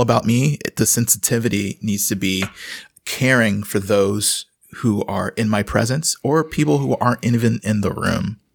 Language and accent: English; Houston, Texas, United States; moved away as an adult; also born or lived in Austin, Texas; now in Wisconsin, United States; I grew up in Houston, and I went to college in Austin